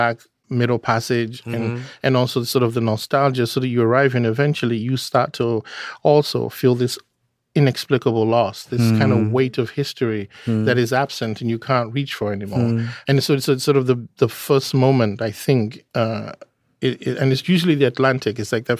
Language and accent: English; Nigeria; And so, like, growing up in Nigeria, with being biracial, my mother was a white Englishwoman.